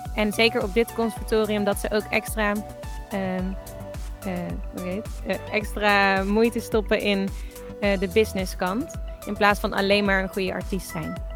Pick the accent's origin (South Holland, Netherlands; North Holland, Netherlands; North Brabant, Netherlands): North Brabant, Netherlands; Tilburg; moved away as an adult; also born or lived in Los Angeles; now in Enschede, Netherlands; ik kom uit Tilburg, maar ik woon nu in Enschede.